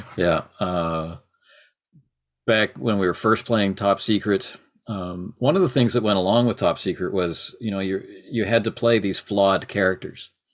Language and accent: English; Canada; I'm Canadian.